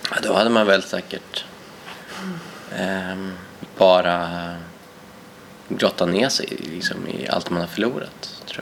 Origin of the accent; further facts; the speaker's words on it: Härnösand, Västernorrland County, Sweden; also born or lived in Ecuador; växte upp i eh, Ångermanland i en stad som heter Härnösand